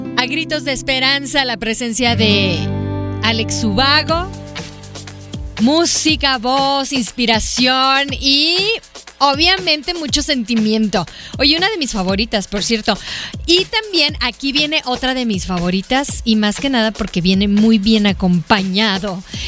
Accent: Hermosillo, Sonora, Mexico; Somos paisanos. Somos de Hermosillo

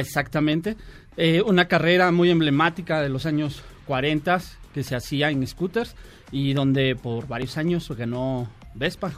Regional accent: Toluca, State of Mexico, Mexico; yo soy de Toluca, vivo, allá, viajo diario hasta Toluca

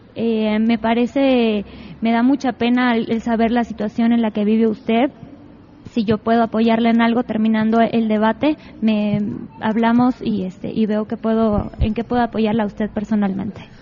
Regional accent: San Bartolo Ameyalco, Mexico City, Mexico; yo crecí en San Bartolomé meyalco

